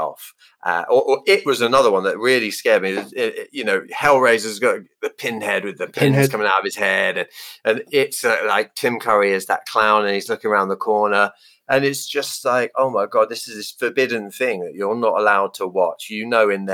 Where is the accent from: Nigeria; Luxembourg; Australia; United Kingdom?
United Kingdom; England; I'm English